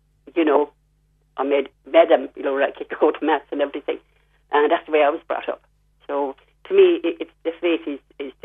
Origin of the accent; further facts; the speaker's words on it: Limerick, Munster, Ireland; moved away; also born or lived in London, England; I come from Limerick, and we have a church there